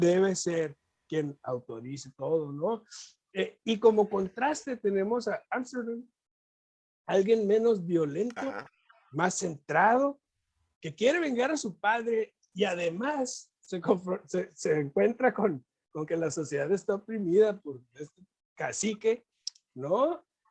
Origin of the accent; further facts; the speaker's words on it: Mexico; ser mexicano